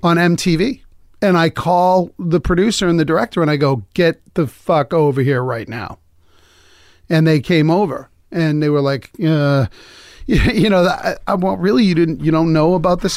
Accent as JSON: {"language": "English", "town": "Lowell", "region": "Massachusetts", "country": "United States", "tie": "born or raised there", "said": "I grew up in, well, I was born in, we were like the white version of the Jeffersons. We moved on up, you know, we were in, I, I was in Lowell"}